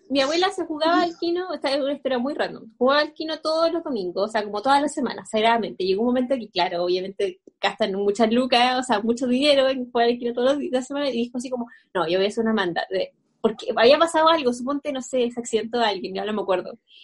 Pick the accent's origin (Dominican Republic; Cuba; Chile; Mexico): Chile; nosotros que somos chilenas